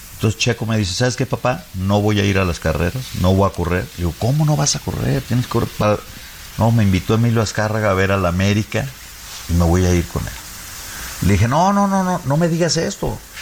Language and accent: Spanish; Mexico; moved away as an adult; also born or lived in Guadalajara